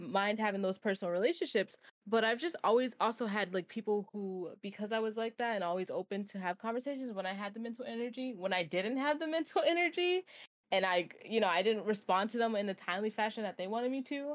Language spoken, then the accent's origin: English; New York, United States; I'm a New Yorker.